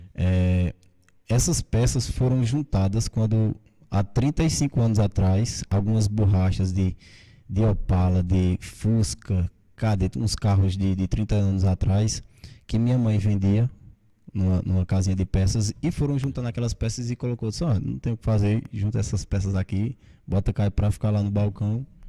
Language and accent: Portuguese; Monteiro, Paraíba, Brazil; eu sou nascido aqui em Monteiro, né? Meus pais também.